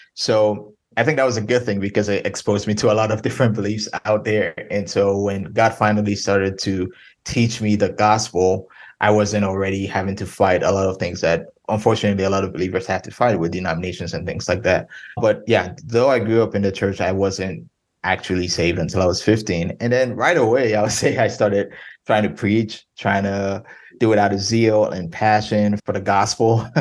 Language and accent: English; Ghana; moved away as an adult; now in Denton, United States; I'm originally from Ghana, West Africa. I was born and raised there from from when I was born till 18.